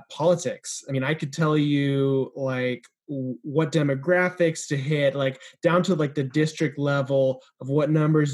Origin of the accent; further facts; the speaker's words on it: Everett, Washington, United States; moved away as an adult; also born or lived in Pasadena, California; now in Los Angeles, United States; I grew up in the Seattle suburb of Everett, Washington, until I moved down to Pasadena here for Fuller